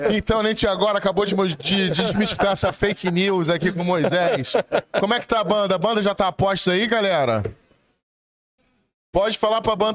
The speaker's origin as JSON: {"language": "Portuguese", "region": "Minas Gerais", "country": "Brazil", "said": "Sim, porque eu de fato sou mineiro"}